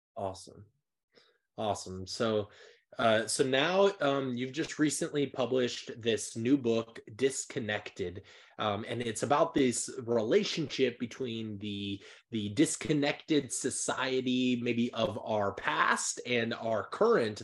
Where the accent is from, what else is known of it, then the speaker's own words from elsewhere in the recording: Nebraska, Iowa area, Midwest, United States; moved away; I'm actually from the Midwest. I'm from, like, the heart of America